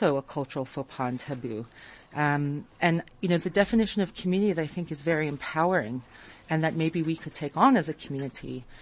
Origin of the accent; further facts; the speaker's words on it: California, United States; moved away as an adult; also born or lived in Israel; now in South Africa; I grew up in California